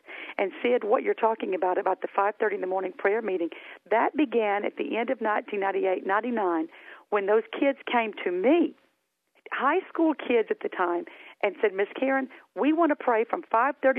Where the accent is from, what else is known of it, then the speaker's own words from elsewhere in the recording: Hamilton, Alabama, United States; accent: Southern; moved away as an adult; my hometown of Hamilton, Alabama